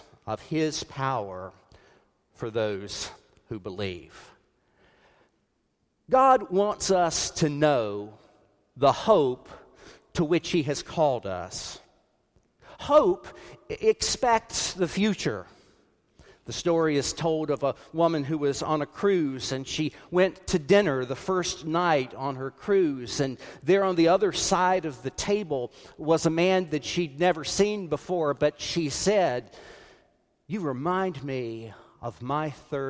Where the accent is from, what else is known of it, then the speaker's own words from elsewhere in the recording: South Carolina, United States; When I grew up in South Carolina